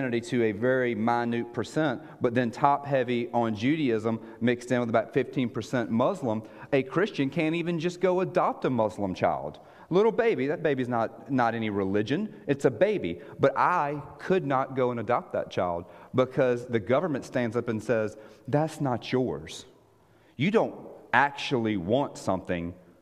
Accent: United States; moved away as an adult; also born or lived in Israel; American that sounds like this

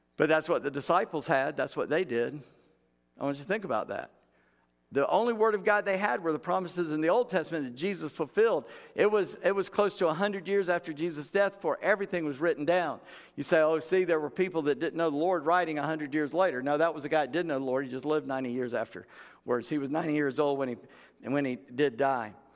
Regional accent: United States; we're American Christians

